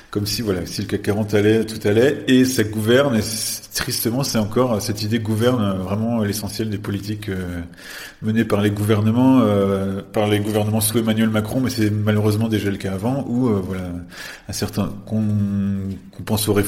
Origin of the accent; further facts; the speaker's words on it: France; en tant que en tant que Français